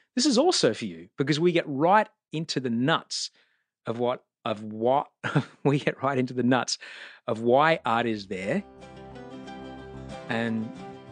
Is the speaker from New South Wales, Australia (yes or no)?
no; Brisbane, Queensland, Australia; growing up in Brisbane, where I grew up